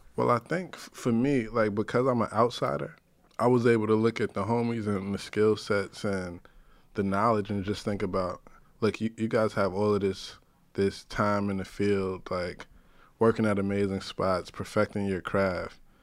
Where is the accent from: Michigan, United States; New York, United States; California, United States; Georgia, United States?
New York, United States; New York City; I grew up in the North Bronx